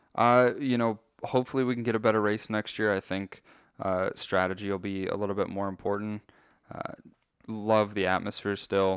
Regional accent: United States; as an American

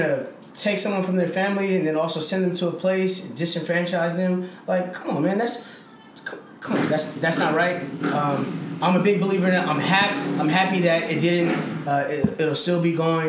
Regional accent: San Francisco, California, United States; also born or lived in Benin City, Edo State, Nigeria; I'm from Benin, Edo State, Nigeria, but born and raised in one of the best cities in all of the world, San Francisco, California, with an emphasis of Bayview.

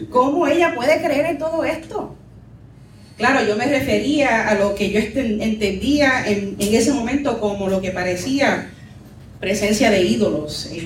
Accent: Puerto Rico; now in New York, United States; Así describo mi experiencia como mujer puertorriqueña en la diáspora. Soy cristiana, soy new yorker y culturalmente mestiza.

